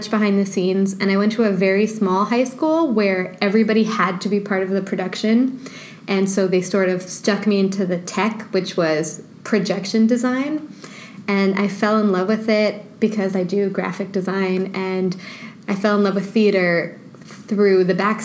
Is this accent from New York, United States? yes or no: yes; New York City, New York, United States; I'm originally from Brooklyn. I've been here forever.